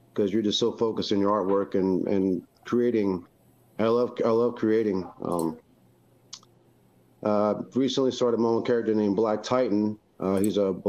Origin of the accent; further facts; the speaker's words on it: North Carolina, United States; now in Kentucky, United States; I'm hailing from North Carolina, but living in Kentucky right now with my wife and my children